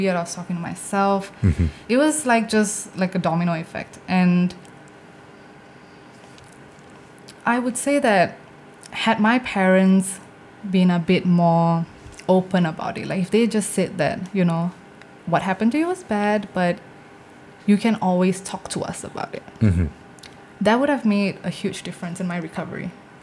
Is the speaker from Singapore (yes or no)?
yes; Singapore; my parents are from India. So like I'm first generation Singaporean